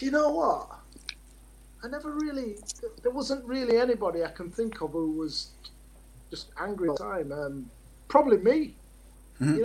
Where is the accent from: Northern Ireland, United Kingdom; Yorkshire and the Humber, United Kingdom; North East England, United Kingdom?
Yorkshire and the Humber, United Kingdom; Leeds; I live in Leeds, I'm from Leeds